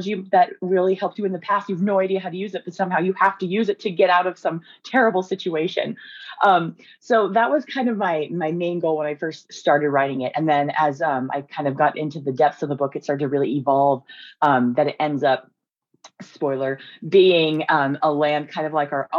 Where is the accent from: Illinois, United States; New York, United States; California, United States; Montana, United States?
Montana, United States; moved away; I'm from Montana and kind of like the Northwest.